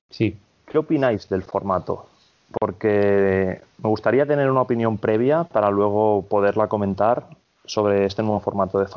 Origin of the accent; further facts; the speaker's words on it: Barcelona, Catalonia, Spain; Ojalá, de hecho, soy de Barcelona, etcétera.